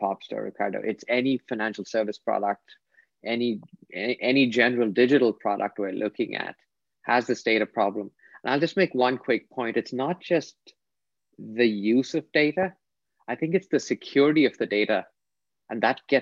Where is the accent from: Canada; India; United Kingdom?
India; I grew up in India